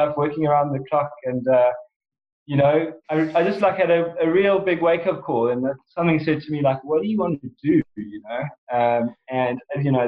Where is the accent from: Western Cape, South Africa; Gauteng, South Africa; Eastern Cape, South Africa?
Eastern Cape, South Africa; Port Elizabeth; moved away as an adult; also born or lived in Durban, South Africa; now in Marlow, United Kingdom; We actually grew up in a little place called Port Elizabeth